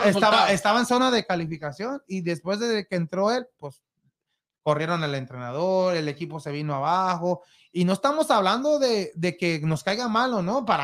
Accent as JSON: {"language": "Spanish", "country": "Mexico", "said": "Pues esperemos, como mexicano, eso, es lo que se espero"}